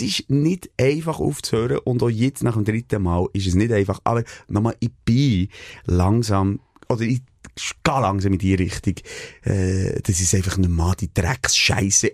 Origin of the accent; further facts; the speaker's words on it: Switzerland; wir als Schweizer